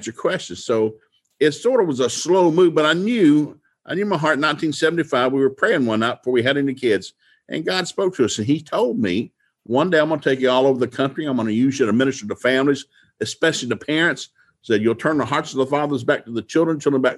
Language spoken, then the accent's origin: English; Appalachian Mountains, United States; We grew up in the Appalachian Mountains